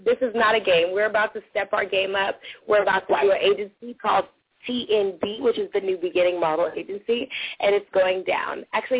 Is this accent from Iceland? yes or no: yes; Iceland; English is a second language; So when I called Carlos in Spanish that I'm from Iceland.